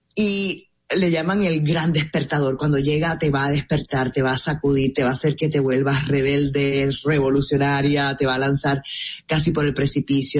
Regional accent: Puerto Rico; moved away as an adult; now in Miami, United States; yo nací en Puerto Rico y mi familia

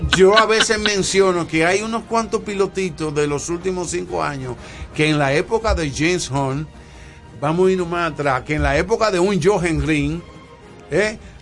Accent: Santiago de los Caballeros, Santiago, Dominican Republic; yo soy de Santiago y en mi época de mi 11, 12 años de edad nosotros fuimos vecinos de, de, la familia de Abreu

